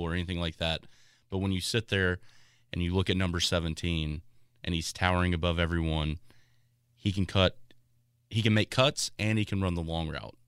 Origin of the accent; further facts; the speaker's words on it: near Westfield, Indiana, United States; I grew up next to, apparently, frou frou Westfield